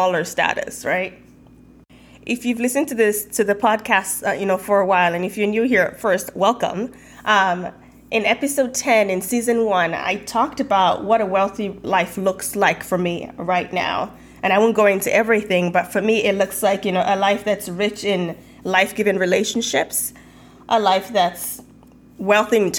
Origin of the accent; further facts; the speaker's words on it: Nigeria; moved away as an adult; now in United States; growing up in Nigeria